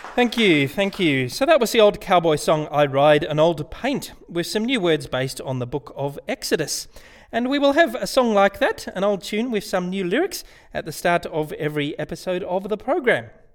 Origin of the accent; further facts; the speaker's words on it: Canberra, Australian Capital Territory, Australia; I grew up in Canberra where I used to be a lawyer